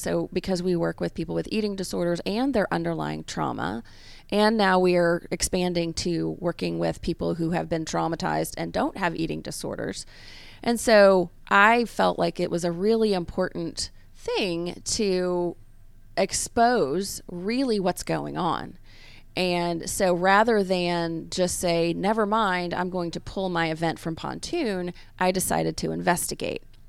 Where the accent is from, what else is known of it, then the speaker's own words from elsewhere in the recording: Memphis, Tennessee, United States; now in Atlanta, United States; I am from Memphis